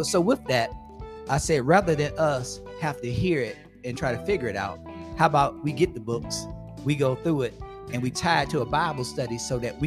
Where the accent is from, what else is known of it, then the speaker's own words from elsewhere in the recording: Chicago, Illinois, United States; I'm from Chicago